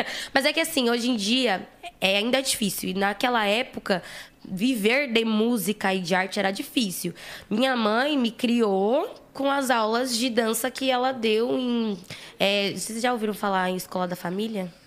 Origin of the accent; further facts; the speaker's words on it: São Paulo, Brazil; eu sou de Guaianazes, né? Como eu já falei. E lá em Guaianazes, há tipo uns 30 anos atrás, o meu avô já fazia um trampo